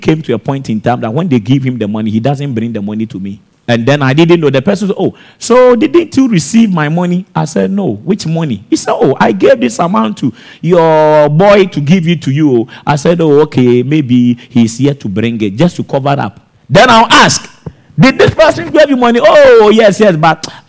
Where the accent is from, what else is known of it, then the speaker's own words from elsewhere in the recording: Techiman, Bono East, Ghana; also born or lived in Accra / Italy; my home town in Techiman